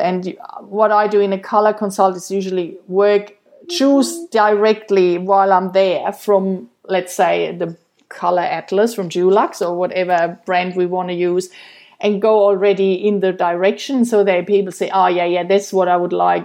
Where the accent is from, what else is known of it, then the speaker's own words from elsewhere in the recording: Germany; moved away; I'm from Germany